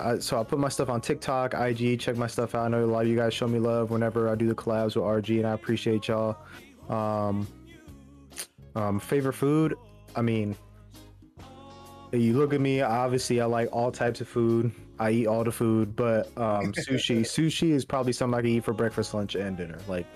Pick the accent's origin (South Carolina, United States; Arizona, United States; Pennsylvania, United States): Arizona, United States; also born or lived in Bronx, New York; I am from Arizona by way of Bronx, New York.